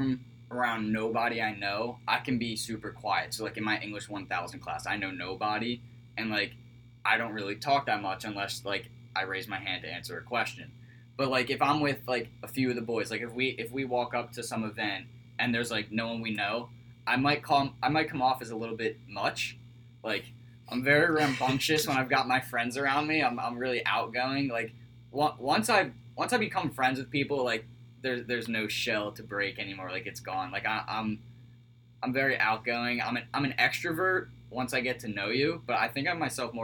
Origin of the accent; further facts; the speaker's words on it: Cherry Hill, New Jersey, United States; I'm from Cherry Hill, New Jersey, about 25 minutes from Philadelphia. Everyone here knows me as the Philly boy, even though I'm not really from Philly. I'm a nice suburban kid. Grew up playing a bunch of sports